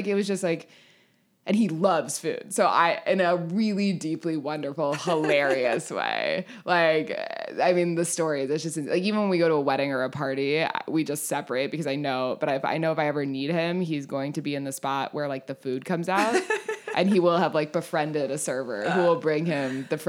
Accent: California, United States; But like, I'm from California. I call everyone dude.

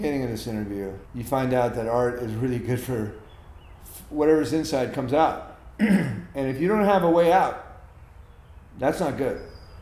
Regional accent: United States; being an American born in 1953

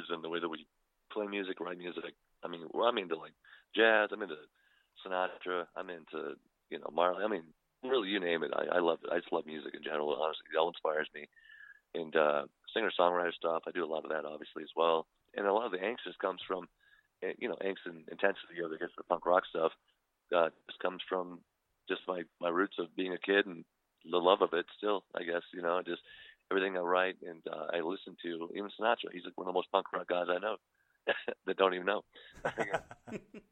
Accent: Wyoming, United States; also born or lived in Mesa, Arizona; now in Phoenix, United States; I was born here in Phoenix, Arizona, Mesa, Arizona, you know, et cetera. But I moved, you know, shortly after to Wyoming, and which is right across the border from Salt Lake City, Utah.

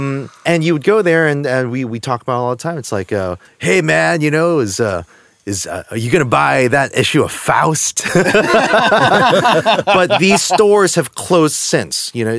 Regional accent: New York City, New York, United States; also born or lived in New Jersey; I grew up in Sunset on the border of Sunset Park and Borough Park. And on 8th Avenue and 58th Street, which is now considered Chinatown, right? Mm. So right around the corner for me, from when I moved here from Jersey when I was about seven

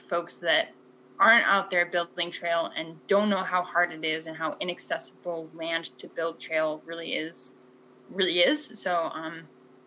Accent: Montana, United States; moved away as an adult; also born or lived in Portland; when I moved from Portland back to Montana

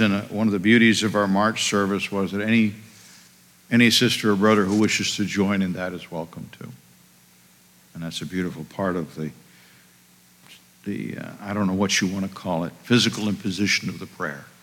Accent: Bangor, Maine, United States; moved away as an adult; also born or lived in Germany / Virginia / New York City / West Point, New York; now in Massachusetts, United States; I attended seminary in Bangor, Maine, my hometown.

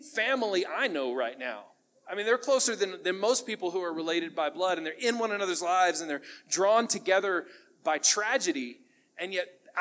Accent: United States; We as American families

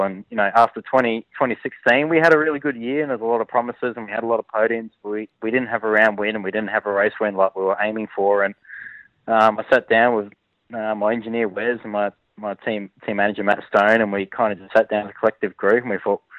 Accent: Adelaide, South Australia, Australia; growing up in Adelaide as a kid.

